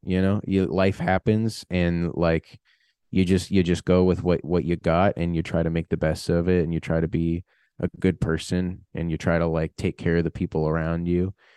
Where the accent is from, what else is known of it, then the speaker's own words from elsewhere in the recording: United States; being American